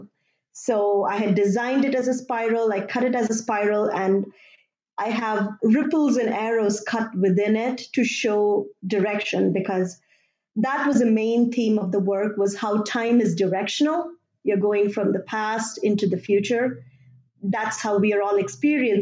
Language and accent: English; India; moved away; I grew up in India